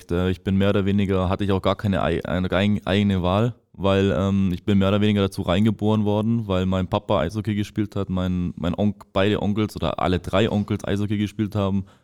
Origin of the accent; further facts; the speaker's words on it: Ravensburg, Baden-Württemberg, Germany; born there; Ähm, ich bin 19 Jahre alt, ähm, komme gebürtig aus Ravensburg